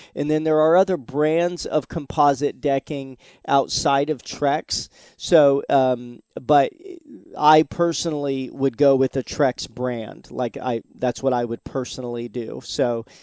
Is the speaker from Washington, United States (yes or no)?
yes; Seattle, Washington, United States; now in Florida, United States; I'm originally from Seattle, Washington, and we had Woodshake roofs. In fact, the very first roof I ever put on when I was 12 years old was a Woodshake roof.